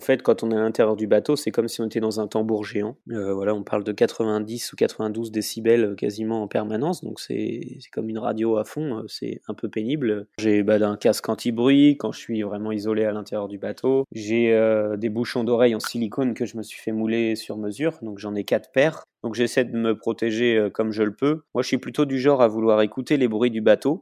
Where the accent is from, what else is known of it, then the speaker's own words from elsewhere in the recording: La Roche-sur-Yon, Pays de la Loire, France; also born or lived in Brittany; now in Les Sables-d'Olonne, France; Je suis né à La Roche-sur-Yon, j'habite au Sable d'Olonne.